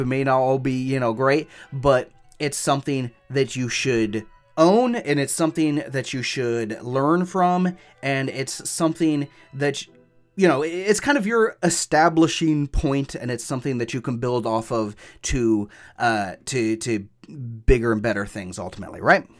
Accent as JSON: {"language": "English", "country": "United States", "said": "I'm an American and that's how I'm gonna pronounce it"}